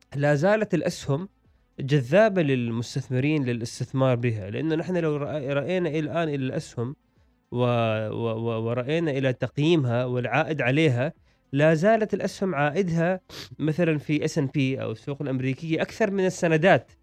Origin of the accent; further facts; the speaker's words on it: Oman; عندنا في عمان